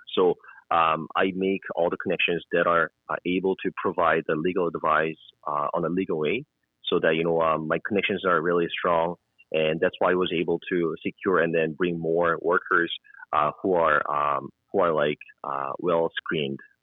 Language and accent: English; South Korea; also born or lived in Halifax, Canada; now in Edmonton, Canada; I am mm-hmm. from South Korea. I was born in South Korea.